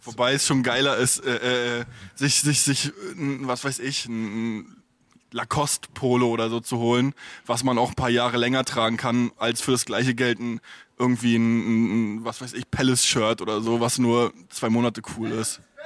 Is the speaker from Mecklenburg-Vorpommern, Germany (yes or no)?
yes; Stralsund, Mecklenburg-Vorpommern, Germany; now in Berlin, Germany; bei mir äh, in, in Stralsund